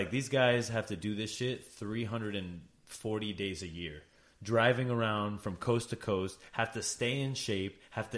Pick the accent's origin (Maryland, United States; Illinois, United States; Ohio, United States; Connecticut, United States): Connecticut, United States; Meriden; moved away; growing up in Meriden, Connecticut